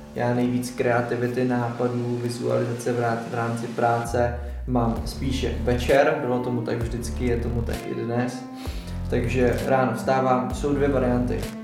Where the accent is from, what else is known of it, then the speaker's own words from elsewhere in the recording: České Budějovice, South Bohemian Region, Czechia; jsem z Budějovic